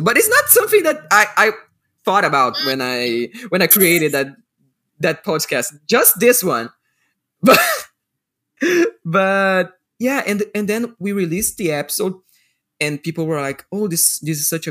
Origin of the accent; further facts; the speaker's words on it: Rio de Janeiro, Brazil; English is a second language; I'm from Rio